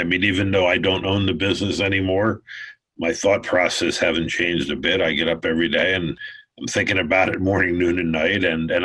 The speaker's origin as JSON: {"language": "English", "town": "Philadelphia", "region": "Pennsylvania", "country": "United States", "tie": "born or raised there", "said": "I grew up in Philadelphia"}